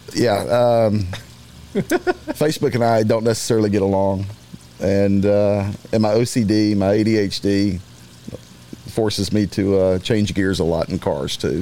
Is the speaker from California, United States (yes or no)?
no; Beaumont, Texas, United States; also born or lived in Louisiana; I grew up in Beaumont, Texas. Graduated from high school there.